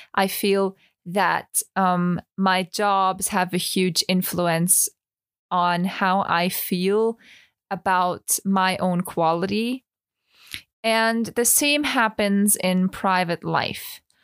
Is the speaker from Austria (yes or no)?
yes; Vienna, Austria; English is a second language; also born or lived in Tenerife; I studied musical theater for three years in Vienna, so in my hometown